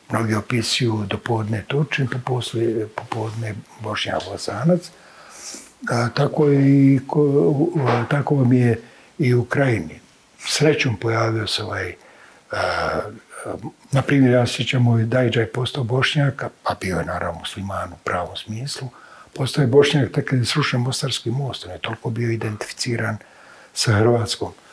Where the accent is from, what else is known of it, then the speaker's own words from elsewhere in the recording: Bihać, Federation of Bosnia and Herzegovina, Bosnia & Herzegovina; ja kao neko koji je tako rođen sam u Bihaću, neko koji je dakle prijeklom krajišnjih